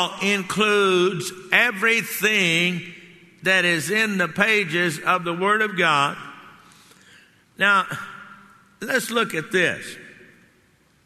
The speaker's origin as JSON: {"language": "English", "region": "Texas", "country": "United States", "tie": "born or raised there", "said": "growing up in Texas"}